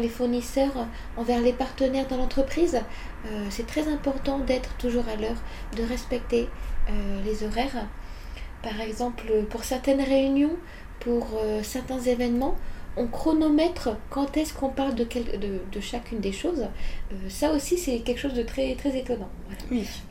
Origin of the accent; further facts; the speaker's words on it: France; moved away as an adult; now in Japan; en tant que Française